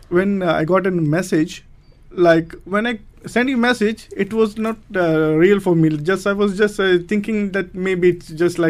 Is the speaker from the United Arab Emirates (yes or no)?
yes; Sharjah, United Arab Emirates; Yes, I was born in Sharjah.